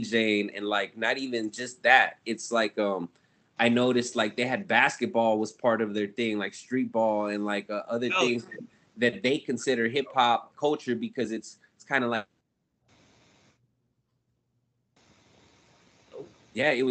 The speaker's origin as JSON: {"language": "English", "town": "Ontario", "region": "California", "country": "United States", "tie": "born or raised there", "said": "I'm from Ontario, California, which is just outside of LA County"}